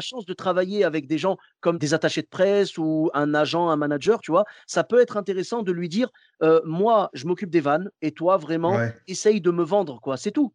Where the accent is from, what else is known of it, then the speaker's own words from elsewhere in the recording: Clermont-Ferrand, Auvergne-Rhône-Alpes, France; moved away; je suis de Clermont-Ferrand à la base